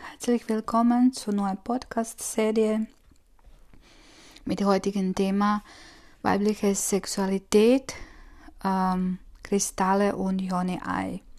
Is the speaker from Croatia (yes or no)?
yes; Croatia; ich komme aus Kroatien und das, das, ich glaube, dass keine andere Freundin von mir das erlebt hat, was ich es erlebt habe.